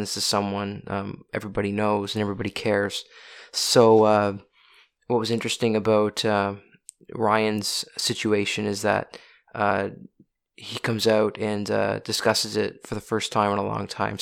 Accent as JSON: {"language": "English", "town": "Oxford", "region": "Nova Scotia", "country": "Canada", "moved": "yes", "said": "we are both from Oxford, Nova Scotia"}